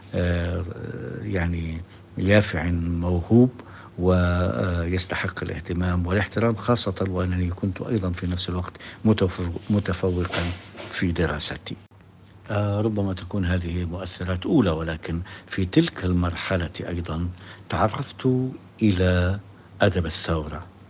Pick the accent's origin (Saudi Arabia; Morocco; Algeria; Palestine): Palestine; Jericho, West Bank; moved away; also born or lived in Jordan; أنا من مواليد أريحة عام 1955